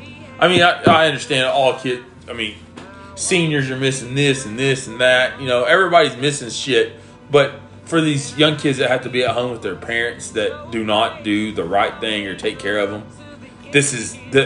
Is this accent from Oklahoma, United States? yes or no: yes; Macomb, Oklahoma, United States; also born or lived in Maud, Oklahoma / Tecumseh, Oklahoma; I was born and raised in Macomb, Oklahoma. I went to Maud, Oklahoma I went to Maud where my grandpa coached football for 26 years.